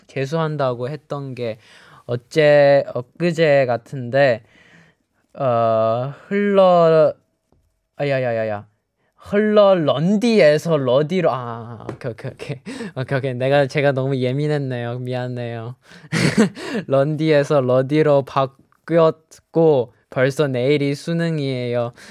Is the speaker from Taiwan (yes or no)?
no; Shanghai, China; 我给大家隆重隆重隆重的公布一下，就是我的家乡上海。